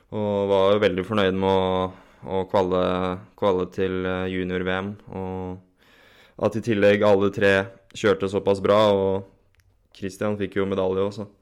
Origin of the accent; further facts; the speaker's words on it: Borgen, Akershus, Norway; Jeg vokste opp eh, på et lite sted som heter Borgen. Det er eh, mellom Kløfta og Jessheim